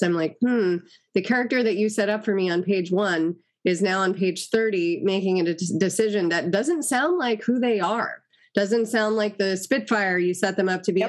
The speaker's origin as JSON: {"language": "English", "town": "Los Angeles", "region": "California", "country": "United States", "tie": "born or raised there", "said": "I grew up in Los Angeles"}